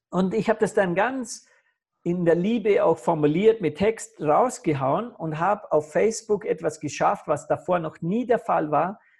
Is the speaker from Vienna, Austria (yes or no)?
no; Vorarlberg, Austria; born there; dass in, in Vorarlberg am Bodensee, wo ich geboren bin, wollen sie in einem Spital diese Krebsstation zusperren